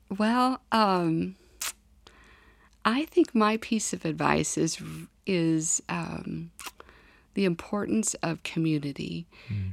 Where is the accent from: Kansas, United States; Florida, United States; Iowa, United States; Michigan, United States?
Kansas, United States; moved away as an adult; also born or lived in Washington, D.C.; now in North Dakota, United States; lots of cold uh, winters growing up in Kansas